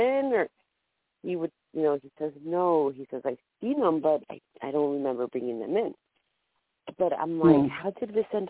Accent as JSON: {"language": "English", "region": "California", "country": "United States", "said": "from California"}